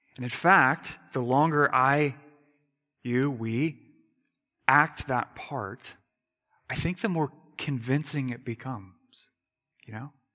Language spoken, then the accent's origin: English; United States; I'm an American